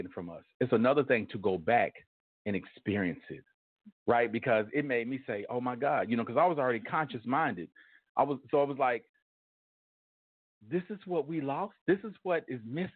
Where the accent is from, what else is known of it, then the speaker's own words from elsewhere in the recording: Tulsa, Oklahoma, United States; I was born here in Tulsa